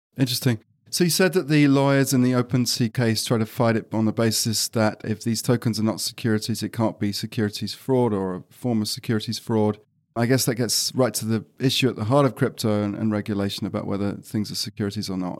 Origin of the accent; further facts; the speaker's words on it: United Kingdom; I'm British